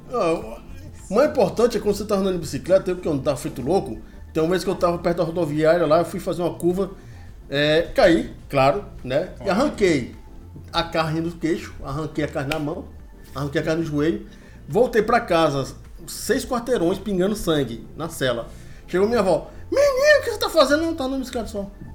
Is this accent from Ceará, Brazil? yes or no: yes; Fortaleza, Ceará, Brazil; Eu sou um menino que nasci em Fortaleza, eu sou um menino urbano, né? Só que na minha urbanice eu morei no interior do Ceará